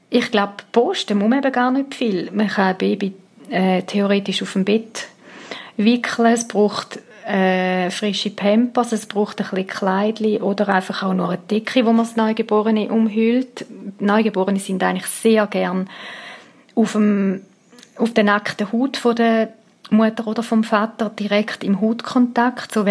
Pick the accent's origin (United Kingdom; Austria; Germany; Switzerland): Switzerland; Und ich meine, die Läden haben offen bei uns in der Schweiz.